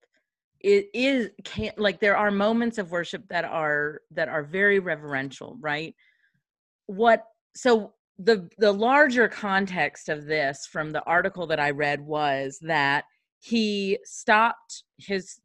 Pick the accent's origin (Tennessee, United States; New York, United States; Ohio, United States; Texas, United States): Tennessee, United States; near Nashville; I grew up near Nashville